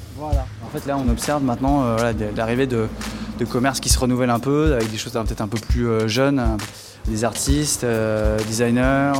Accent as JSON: {"language": "French", "town": "Les Sables-d'Olonne", "region": "Pays de la Loire", "country": "France", "tie": "born or raised there", "said": "j'ai grandi au Sable d'Olonne"}